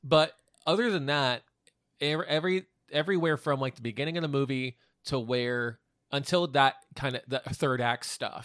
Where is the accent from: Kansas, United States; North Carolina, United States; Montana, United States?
Kansas, United States; Wichita; we're from Wichita